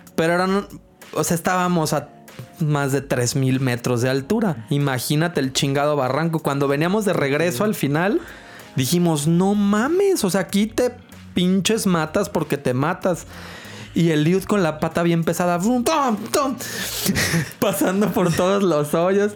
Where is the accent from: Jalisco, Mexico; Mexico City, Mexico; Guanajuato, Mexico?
Jalisco, Mexico; Guadalajara; somos de Guadalajara